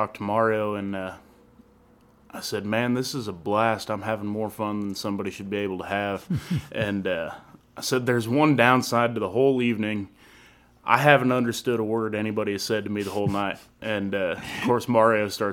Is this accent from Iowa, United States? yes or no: yes; Carlisle, Iowa, United States; moved away as an adult; now in Texas Hill Country, United States; I play my hometown quite a bit, a little town south of Des Moines called Carlisle